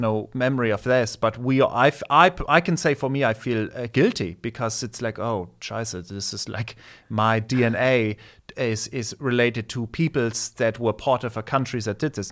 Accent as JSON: {"language": "English", "town": "Nuremberg", "region": "Bavaria", "country": "Germany", "tie": "born or raised there", "also_born_or_lived": "Erlangen", "first_language": "German", "second_language": "English", "moved": "yes", "said": "I grew up in Cher, in Nuremberg"}